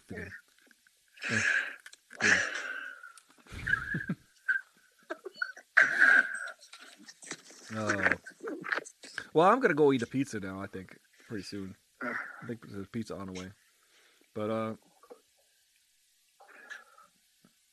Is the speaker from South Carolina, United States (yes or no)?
no; Long Island, New York, United States; born or raised there; now in Los Angeles, United States